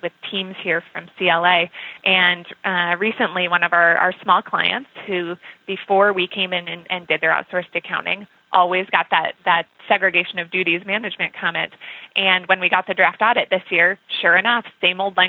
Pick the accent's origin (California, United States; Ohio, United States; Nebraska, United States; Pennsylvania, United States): Nebraska, United States; now in Minnesota, United States; I am originally from Nebraska. I live in Minnesota now. And as someone who grows up in Nebraska